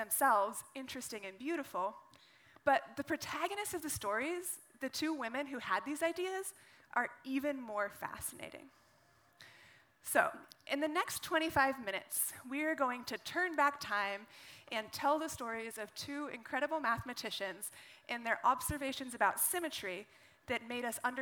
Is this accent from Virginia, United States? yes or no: no; Carson City, Nevada, United States; I grew up in the western United States, in a state called Nevada